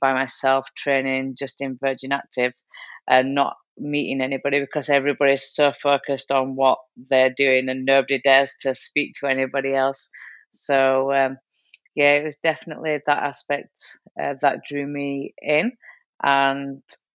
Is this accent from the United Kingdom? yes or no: yes; United Kingdom; moved away; I still represent the UK, even though I'm living out here now. I'm still British.